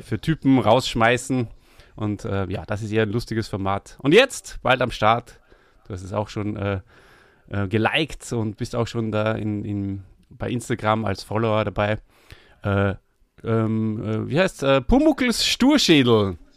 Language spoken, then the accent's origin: German; Austria; komme ich aus Österreich